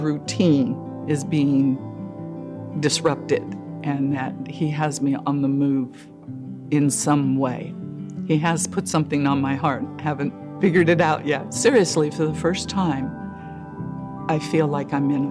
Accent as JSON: {"language": "English", "town": "Las Vegas", "region": "Nevada", "country": "United States", "moved": "as an adult", "lives_now": "Washington, United States", "said": "I'm originally from Las Vegas, Nevada"}